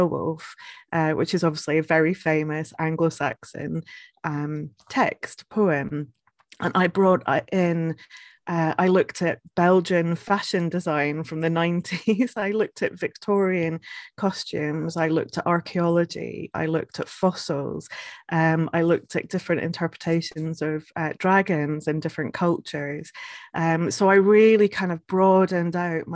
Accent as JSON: {"language": "English", "region": "Scotland", "country": "United Kingdom", "also_born_or_lived": "Edinburgh", "moved": "yes", "lives_now": "Northumberland, United Kingdom", "said": "I am originally from Scotland"}